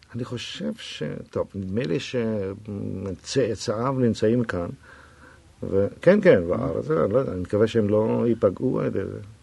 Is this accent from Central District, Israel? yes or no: no; Tel Aviv, Tel Aviv District, Israel; also born or lived in Jaffa; הוריי גרו ביפו, אבל אני נולדתי בתל אביב